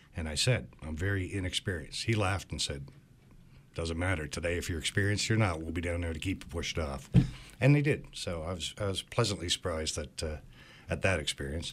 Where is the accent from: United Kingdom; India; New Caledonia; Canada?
Canada; Cape Breton Island, Nova Scotia; moved away; I grew up in Cape Breton Island